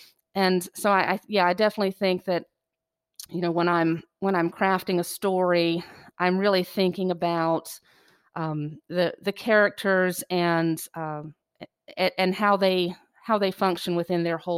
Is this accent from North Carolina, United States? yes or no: yes; Kure Beach, North Carolina, United States; Yeah, I loved growing up in Curie Beach. It was idyllic in every way. And I think I do still have that small town sensibility of family and neighborhood and community.